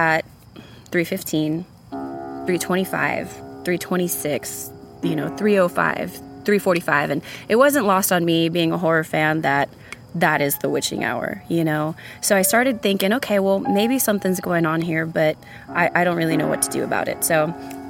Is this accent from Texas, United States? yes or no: yes; San Antonio, Texas, United States; now in Austin, United States; I'm originally from San Antonio, Texas